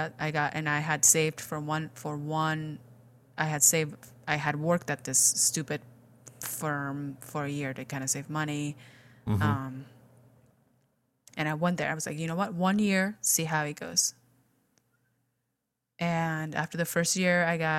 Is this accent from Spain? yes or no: yes; Spain; English is a second language; moved away as an adult; I was born and raised in Spain